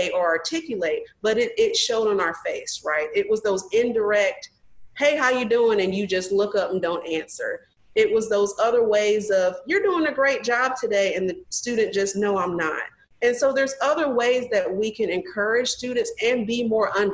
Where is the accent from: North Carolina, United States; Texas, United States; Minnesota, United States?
North Carolina, United States; where I grew up in North Carolina